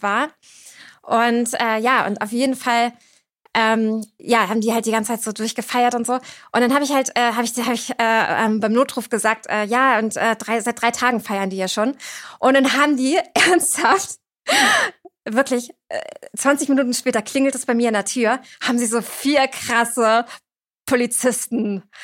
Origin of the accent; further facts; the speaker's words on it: Cuxhaven, Lower Saxony, Germany; moved away as an adult; also born or lived in Berlin; now in Hamburg, Germany; Ich bin geboren in Cuxhaven 1990